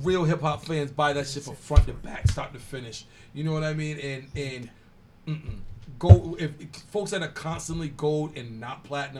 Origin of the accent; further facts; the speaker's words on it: Rhode Island, United States; because we're from Rhode Island